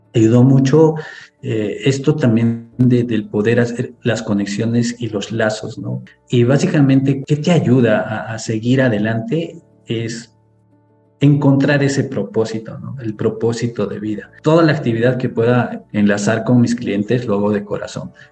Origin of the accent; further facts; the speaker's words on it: Cusco, Peru; yo vengo de la ciudad de Cusco, Perú, muy cerca a Machu Picchu